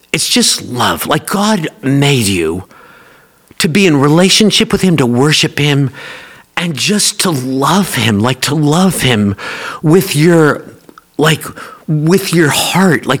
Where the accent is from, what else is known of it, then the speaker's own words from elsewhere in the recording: Oak Ridge, Tennessee, United States; I grew up here in Oak Ridge